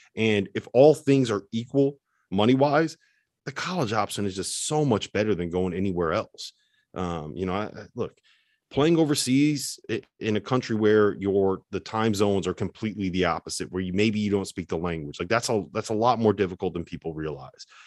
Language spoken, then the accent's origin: English; Connecticut, United States; I'm from Connecticut, big Yukon guy